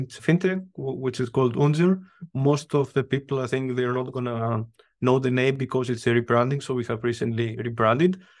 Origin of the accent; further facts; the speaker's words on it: Greece; English is a second language; now in Vienna, Austria; Greece, I'm from Greece.